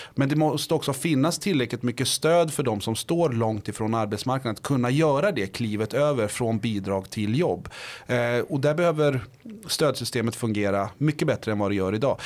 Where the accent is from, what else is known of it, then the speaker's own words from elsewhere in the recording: Botkyrka, Stockholm County, Sweden; moved away as an adult; now in Linköping, Sweden; i Vårby gård, eh, är jag uppväxt